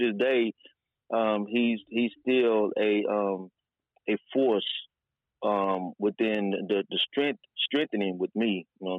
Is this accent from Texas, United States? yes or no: yes; Houston, Texas, United States; I'm from South Park, grew up right up in South Park.